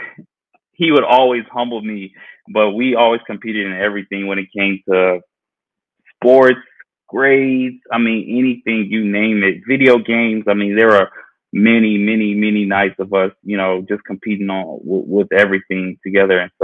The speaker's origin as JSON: {"language": "English", "region": "Georgia", "country": "United States", "tie": "born or raised there", "said": "I was born and raised in Georgia"}